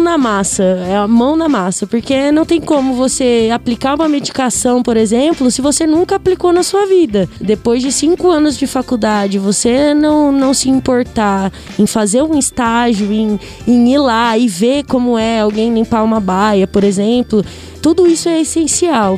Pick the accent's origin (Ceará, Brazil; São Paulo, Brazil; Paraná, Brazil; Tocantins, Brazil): São Paulo, Brazil; Bauru; moved away as an adult; now in Garça, Brazil; sou de Bauru, natural de Bauru, mas é, por causa da faculdade eu moro aqui em Garça